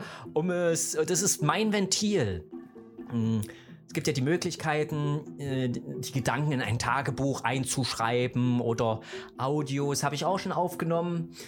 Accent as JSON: {"language": "German", "town": "Gera", "region": "Thuringia", "country": "Germany", "tie": "born or raised there", "said": "ich bin in der DDR groß geworden, ne? Äh, in Thüringen geboren, im beschaulichen Thüringen, wunderschön, in der hässlichen Stadt Gera"}